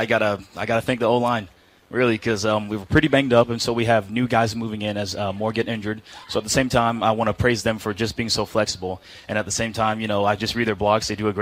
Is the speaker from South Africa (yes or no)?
no; Haiti; I'm from Haiti.